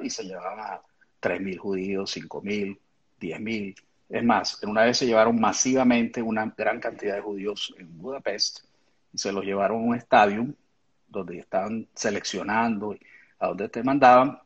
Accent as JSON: {"language": "Spanish", "country": "Venezuela", "tie": "born or raised there", "moved": "as an adult", "lives_now": "United States", "said": "cuando éramos niños en Venezuela"}